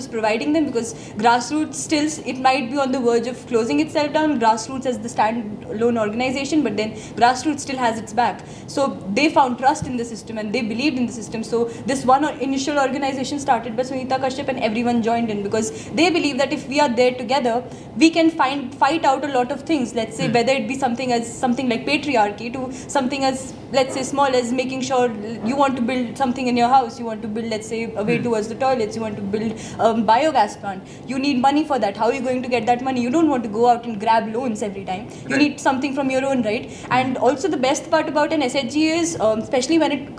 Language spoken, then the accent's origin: English; Nainital, Uttarakhand, India; Nainital, which is my hometown